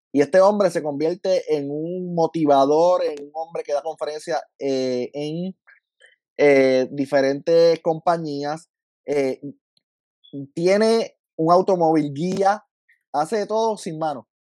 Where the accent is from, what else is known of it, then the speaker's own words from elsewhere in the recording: Lajas, Puerto Rico; yo soy de Laja, Laja de lejos de todos lados